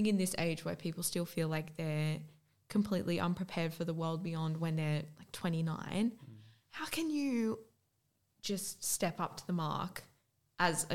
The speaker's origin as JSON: {"language": "English", "town": "Newcastle", "region": "New South Wales", "country": "Australia", "said": "we're from Newcastle"}